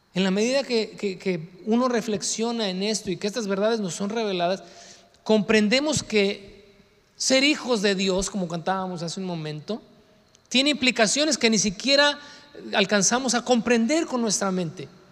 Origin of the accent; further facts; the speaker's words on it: Mexico; somos mexicanos y que el nopal en la frente